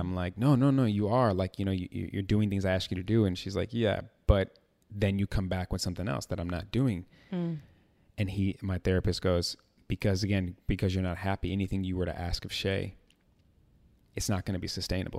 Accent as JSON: {"language": "English", "town": "Chicago", "region": "Illinois", "country": "United States", "tie": "born or raised there", "said": "born and raised in Chicago"}